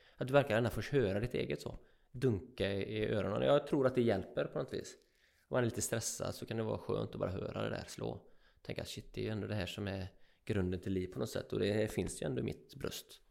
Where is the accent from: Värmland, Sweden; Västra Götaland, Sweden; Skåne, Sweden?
Västra Götaland, Sweden; Öckerö; also born or lived in Jämtland; bo på en ö, Öckerö, som jag är uppväxt på, och i Jämtland